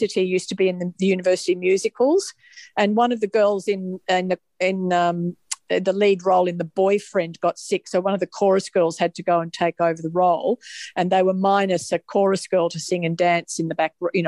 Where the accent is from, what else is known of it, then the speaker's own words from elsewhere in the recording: Melbourne, Victoria, Australia; also born or lived in Sydney; I grew up in Melbourne, which is where we live now